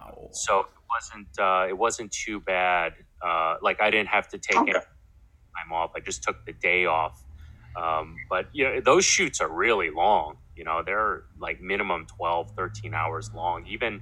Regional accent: East Coast, United States; very different from my experiences growing up on the East Coast.

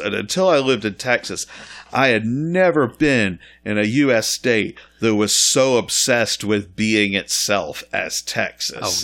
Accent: Scotland, United Kingdom; I grew up in Scotland in the eighties

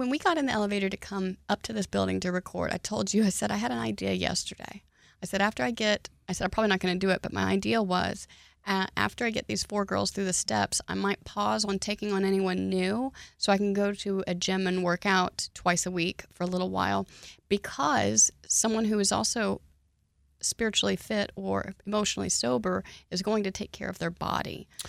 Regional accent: Oklahoma, United States; now in Texas, United States; I was raised in Oklahoma, and conditions are way different there.

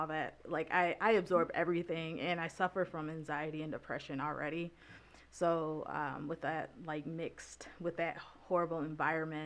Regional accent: Grand Blanc, Michigan, United States; moved away as an adult; now in Lansing, United States; I was born in Grand Blanc, Michigan, so not too far from Flint

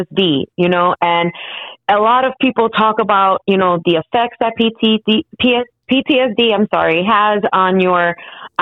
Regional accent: Chicago, Illinois, United States; I was born and raised in Chicago

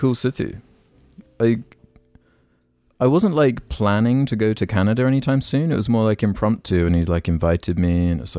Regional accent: San Antonio, Texas, United States; now in Austin, United States; Move to San Antonio, my hometown, and travel to Austin for nights out, where I currently live.

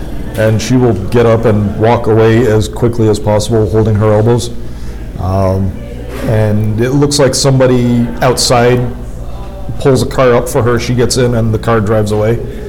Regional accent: Boston, Massachusetts, United States; I'm from Boston.

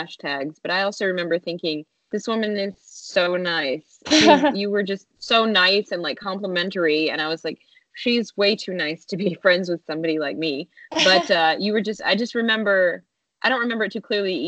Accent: Nashville, Tennessee, United States; now in New York, United States; Nashville, which is of course my hometown

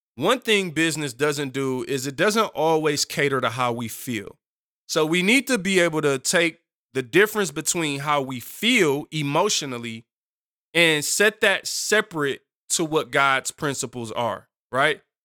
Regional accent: Detroit, Michigan, United States; moved away; I'm from Seven Mile in Detroit originally.

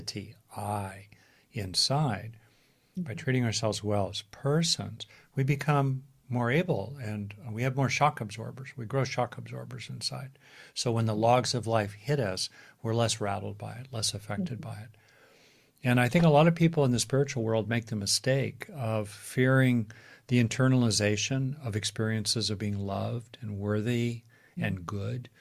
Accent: Los Angeles, California, United States; I grew up in Los Angeles

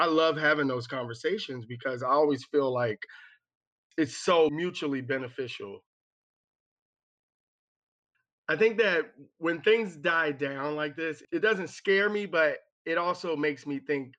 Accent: Maryland, United States; I grew up in Prince George's County, which is a predominantly Black county outside of Washington, D.C.

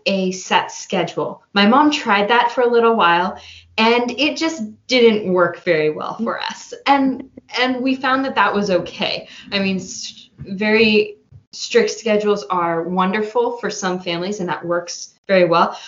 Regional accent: Santa Rosa, California, United States; I grew up here in Santa Rosa

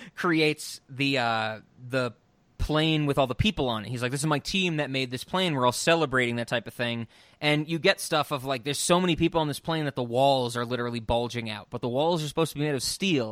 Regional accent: United States; growing up in America

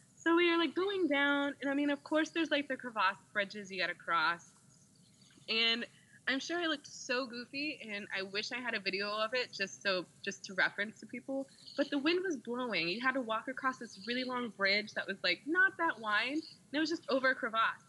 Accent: Indiana, United States; now in Austin, United States; I'm from Indiana

